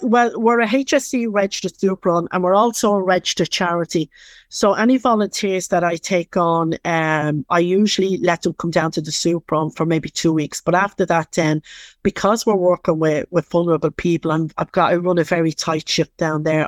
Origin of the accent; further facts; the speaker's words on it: Dublin, Leinster, Ireland; accent: Dublin; I'm from Dublin